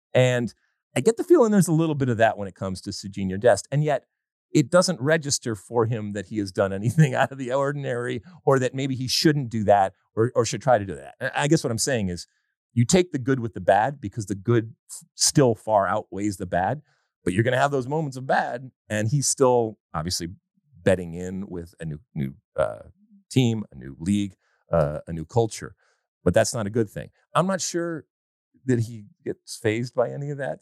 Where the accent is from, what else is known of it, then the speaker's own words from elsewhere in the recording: United States; we, as an American soccer playing nation